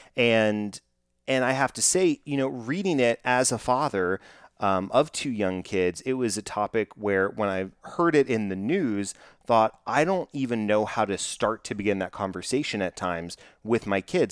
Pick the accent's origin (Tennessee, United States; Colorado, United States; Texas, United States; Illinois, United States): Texas, United States; I'm from Texas, growing up in, in Texas and in South, Southern hospitality